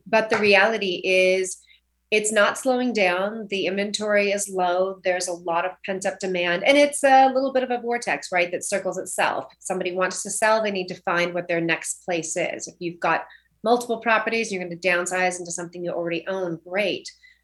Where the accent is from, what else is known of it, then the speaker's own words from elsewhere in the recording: Orcutt, California, United States; also born or lived in Santa Ynez Valley / Napa; now in Santa Barbara, United States; I'm from a little town called Old Orchid, so that's North Santa Barbara County, and grew up on 3.5 acres